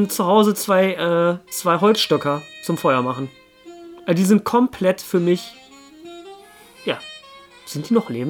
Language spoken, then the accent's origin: German; Bielefeld, North Rhine-Westphalia, Germany; aber da, sowas als Bielefelder denkt man nicht an diesen Verein.